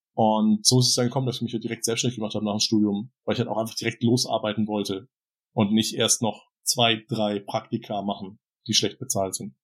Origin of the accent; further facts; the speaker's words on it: Southern Germany, Germany; moved away as an adult; also born or lived in Hamburg; im süddeutschen Raum, wo ich aufgewachsen bin